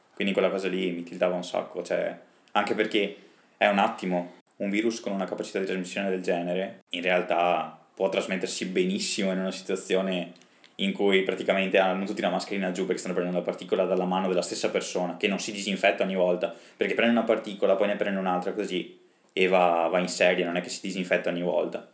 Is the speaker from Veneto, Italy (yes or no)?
yes; Rovigo, Veneto, Italy; Noi siamo di Rovigo